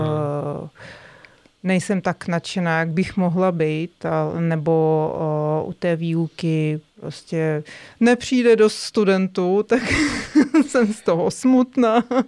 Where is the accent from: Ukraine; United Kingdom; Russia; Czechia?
Russia; Moscow; Czech is a second language; moved away as an adult; now in Czech Republic; Já jsem z Ruska, z Moskvy.